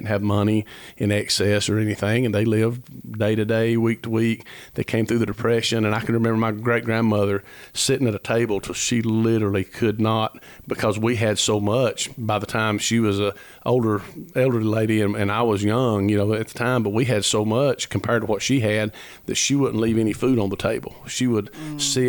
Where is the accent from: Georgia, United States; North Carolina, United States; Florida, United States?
Georgia, United States; Ellijay; I was raised in Ellijay, Georgia, and which is literally the foot of the Appalachian Trail